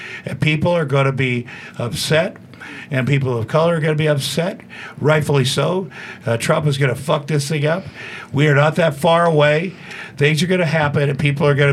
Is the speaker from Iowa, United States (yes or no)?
yes; Ottumwa, Iowa, United States; moved away as an adult; also born or lived in Minneapolis; now in Los Angeles, United States; I grew up in Iowa